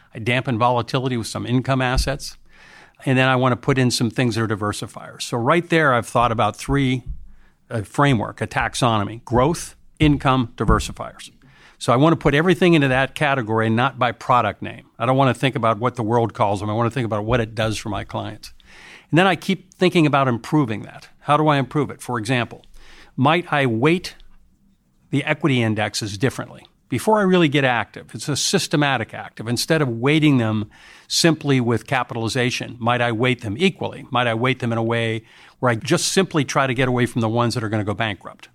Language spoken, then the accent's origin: English; United States; being an American.